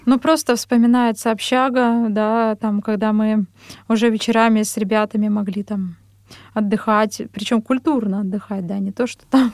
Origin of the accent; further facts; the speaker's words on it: Ozyorsk, Chelyabinsk Oblast, Russia; moved away as an adult; also born or lived in Vishnevogorsk / Verkhnyaya Pyshma / Kursk; now in Moscow, Russia; я родом из Челябинской области, а, город Озёрск. Позже переехали в поселок Вишневогорск